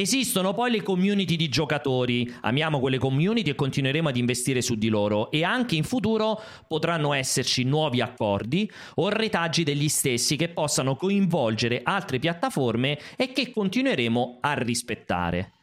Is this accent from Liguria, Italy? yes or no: no; Anzio, Lazio, Italy; io faccio una fatica a non dire materazzo come dicono dalle mie parti ad Anzio